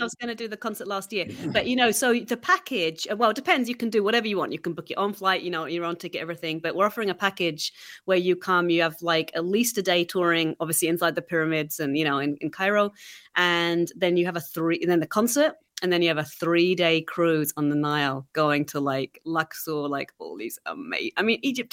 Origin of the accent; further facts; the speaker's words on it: England, United Kingdom; moved away; growing up in England